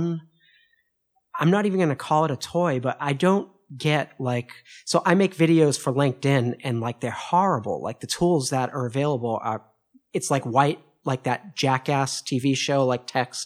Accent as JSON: {"language": "English", "town": "Boston", "region": "Massachusetts", "country": "United States", "moved": "yes", "lives_now": "Paris, France", "said": "I'm from Boston initially, in Boston, here in Paris"}